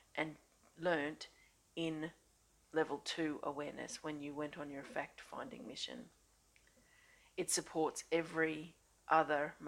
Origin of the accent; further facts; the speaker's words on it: Australia; I'm an Australian energy healer